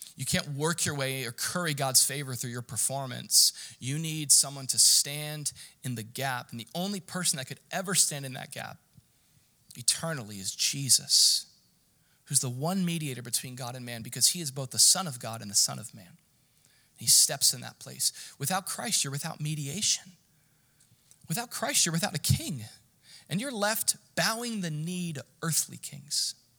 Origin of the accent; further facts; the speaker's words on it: United States; I'm an American